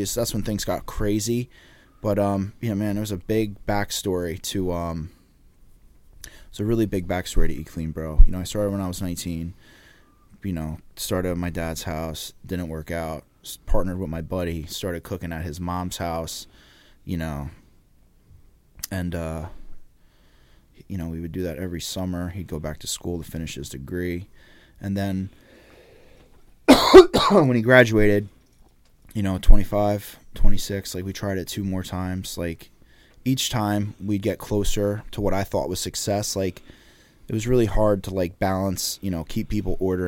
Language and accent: English; Laurence Harbor, New Jersey, United States; also born or lived in Old Bridge, New Jersey; where I grew up, and you know, I'm from the Jersey Shore